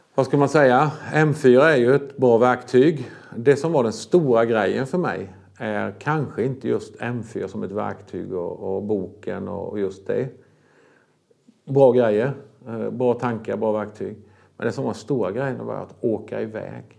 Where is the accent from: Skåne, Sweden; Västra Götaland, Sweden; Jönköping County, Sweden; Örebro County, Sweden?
Jönköping County, Sweden; Vetlanda; also born or lived in Bulgaria; vi kom ju från en församlingsplantering. Det var där jag växte upp